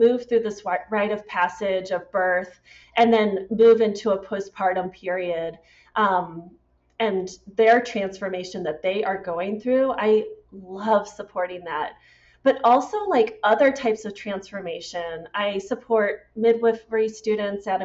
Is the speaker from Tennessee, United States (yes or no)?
no; St. Louis, Missouri, United States; also born or lived in Washington State / Iowa; I always say I grew up in St. Louis, Missouri, and I was born in Washington State.